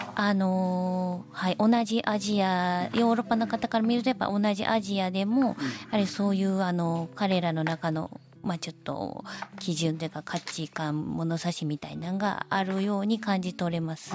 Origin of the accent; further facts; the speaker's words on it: Osaka, Japan; also born or lived in Kobe; now in Kyoto, Japan; 神戸生まれで大阪育ちではありますが、人生の半ば京都でもう、もう過ごしておりまして